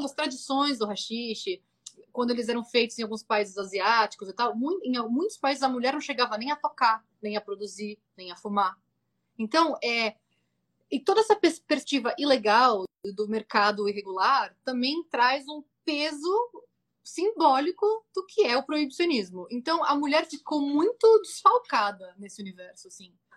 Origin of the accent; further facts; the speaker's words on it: Brazil; moved away as an adult; now in California, United States; saí do Brasil como uma mulher